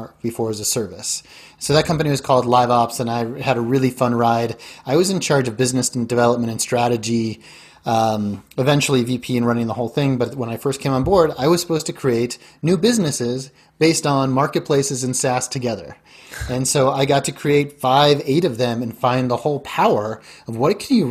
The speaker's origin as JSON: {"language": "English", "town": "Denver", "region": "Colorado", "country": "United States", "tie": "born or raised there", "also_born_or_lived": "Silicon Valley / South America / East Coast / Chicago", "moved": "as an adult", "said": "I grew up in Denver"}